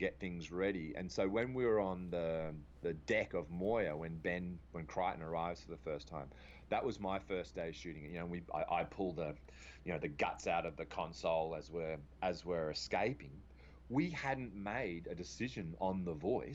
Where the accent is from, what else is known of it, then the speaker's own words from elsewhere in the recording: Australia; accent: Australian; me as an Aussie